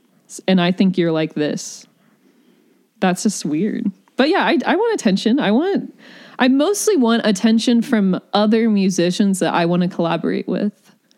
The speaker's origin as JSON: {"language": "English", "region": "the South", "country": "United States", "tie": "born or raised there", "said": "I think that has to do with growing up in the South, in the sunshine, where there's wide open spaces and nature."}